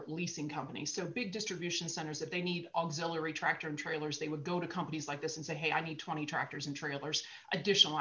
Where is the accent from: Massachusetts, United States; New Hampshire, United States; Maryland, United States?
Maryland, United States; moved away as an adult; now in Colorado, United States; I was born and raised in Maryland and lived there until I was 30